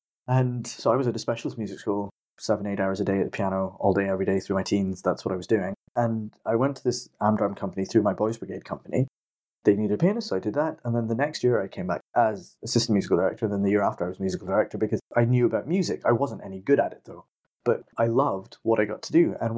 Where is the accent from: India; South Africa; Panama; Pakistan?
India; born there; So I'm 40. I was born in 78 in India